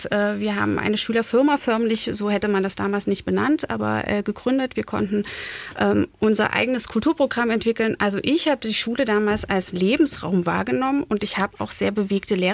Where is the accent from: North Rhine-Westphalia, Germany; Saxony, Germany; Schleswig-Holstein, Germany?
Saxony, Germany; Görlitz; ich bin sehr ostsächsisch groß geworden. Ich komme nämlich aus Görlitz.